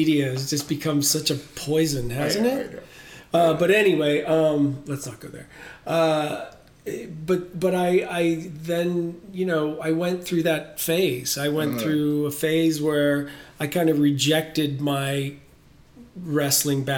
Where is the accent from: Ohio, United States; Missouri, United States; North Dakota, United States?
Ohio, United States; Canton; In Ohio, in Canton, Ohio